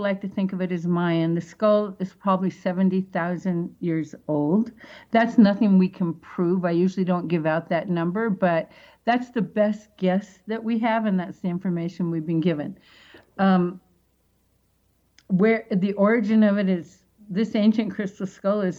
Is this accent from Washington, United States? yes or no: yes; Seattle, Washington, United States; moved away; back in Seattle, that's my hometown